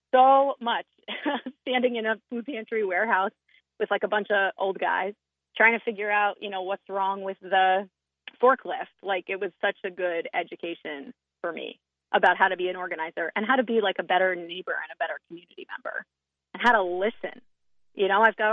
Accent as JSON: {"language": "English", "region": "New Jersey", "country": "United States", "moved": "yes", "lives_now": "Maine, United States", "said": "I'm from New Jersey"}